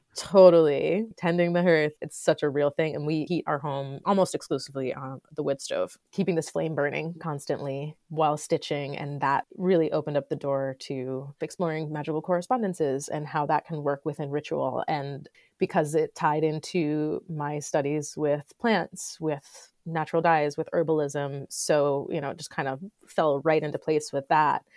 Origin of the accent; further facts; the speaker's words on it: Florida, United States; also born or lived in Los Angeles / New York (upstate); now in Upstate New York, United States; I grew up in Florida. I lived in Los Angeles for ten years.